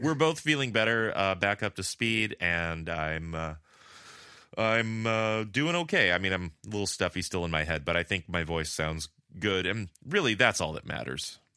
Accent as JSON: {"language": "English", "town": "La Puente", "region": "California", "country": "United States", "tie": "born or raised there", "moved": "yes", "lives_now": "Madrid, Spain", "said": "I'm so Californian, my default is puente"}